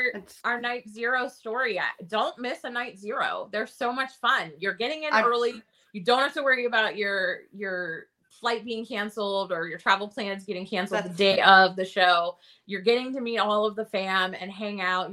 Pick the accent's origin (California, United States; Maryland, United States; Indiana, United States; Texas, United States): Maryland, United States; Harford County; moved away as an adult; also born or lived in San Antonio; I'm from Harford County, Maryland.